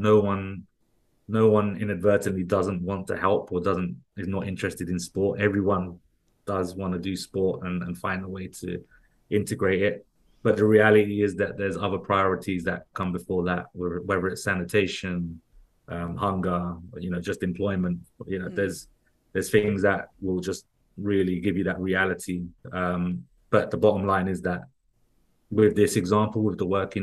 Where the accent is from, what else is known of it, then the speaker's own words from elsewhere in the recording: London, United Kingdom; I kind of was growing up in West London, with my mom and my stepdad